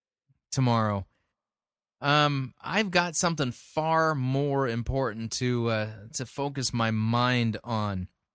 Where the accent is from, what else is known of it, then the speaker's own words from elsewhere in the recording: Arcadia, California, United States; also born or lived in Monrovia; I remember the days when I was growing up in Los Angeles. I grew up in Arcadia in Monrovia, which is near Pasadena, California